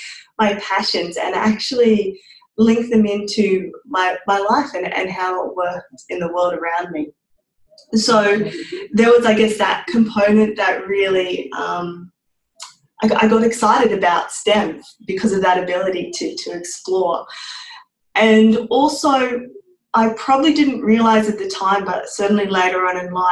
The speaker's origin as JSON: {"language": "English", "area": "Torres Strait", "region": "Queensland", "country": "Australia", "tie": "born or raised there", "said": "I'm originally from the Torres Straits and that in itself was quite remote"}